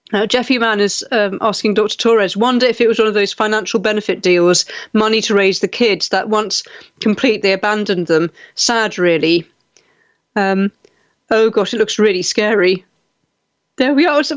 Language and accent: English; United Kingdom; I was, you know, a generation growing up in Britain, I moved away